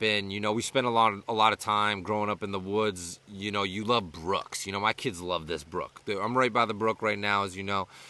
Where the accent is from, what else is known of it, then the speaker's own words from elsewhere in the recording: Western Massachusetts, United States; When I was a kid growing up in Western Massachusetts in elementary school